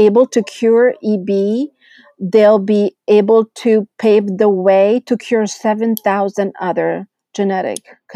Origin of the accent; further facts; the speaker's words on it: Italy; moved away; I grew up in Italy